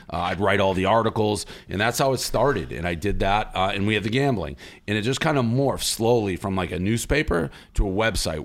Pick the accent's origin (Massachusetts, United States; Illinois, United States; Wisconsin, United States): Massachusetts, United States; Boston; I'm from Boston